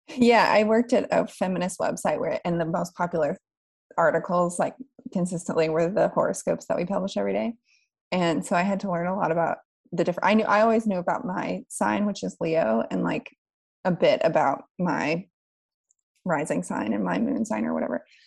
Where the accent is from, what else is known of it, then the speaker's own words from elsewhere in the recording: West Virginia, United States; moved away as an adult; also born or lived in New York; now in Berlin, Germany; I'm from West Virginia and I I grew up there until I was 18 and moved away